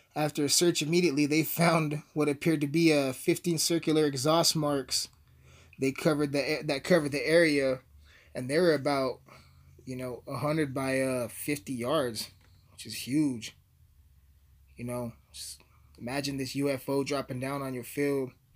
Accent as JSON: {"language": "English", "town": "Alamosa", "region": "Colorado", "country": "United States", "tie": "born or raised there", "said": "born and raised in Alamosa, Colorado"}